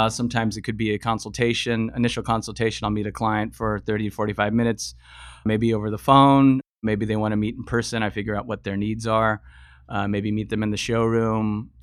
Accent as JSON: {"language": "English", "town": "San Diego", "region": "California", "country": "United States", "tie": "born or raised there", "also_born_or_lived": "Los Angeles", "moved": "as an adult", "lives_now": "Bay Area, United States", "said": "Originally from, from San Diego, grew up down in SoCal."}